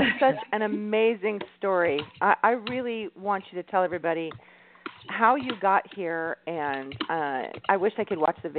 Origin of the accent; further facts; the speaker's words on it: Los Angeles, California, United States; accent: valley girl; I grew up in Encino, so I'm a valley girl. I'm born and raised in Encino in the valley, so I'm literally a valley girl.